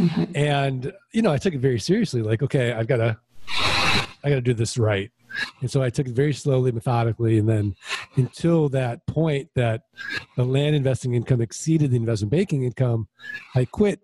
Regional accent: St. Louis, Missouri, United States; I'm from St. Louis, Missouri. I'm from the show me state.

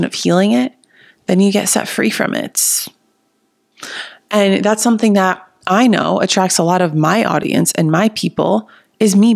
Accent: New Jersey, United States; accent: Jersey; also born or lived in Miami; now in Austin, United States; My Jersey accent comes out when I get into it. For those of you who don't know, I live in Austin. I just moved here from Miami, but I'm originally from Jersey

